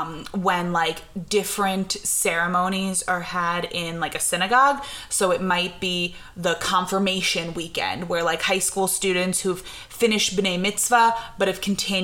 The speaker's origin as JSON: {"language": "English", "country": "United States", "tie": "born or raised there", "moved": "as an adult", "lives_now": "Israel", "said": "the way that I grew up in America, Shavuot is a holiday. So I grew up in a conservative Jewish household."}